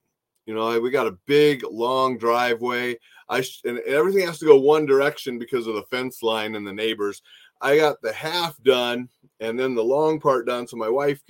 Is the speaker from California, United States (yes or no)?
no; Minot, North Dakota, United States; I grew up in Minot, North Dakota. And when I was there in North Dakota, it was my job to shovel.